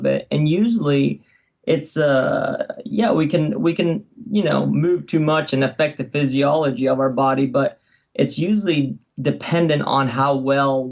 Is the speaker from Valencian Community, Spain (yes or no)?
yes; Alicante, Valencian Community, Spain; moved away as an adult; also born or lived in San Francisco, United States; now in United States; I grew up in Spain in a beautiful city by the water called Alicante.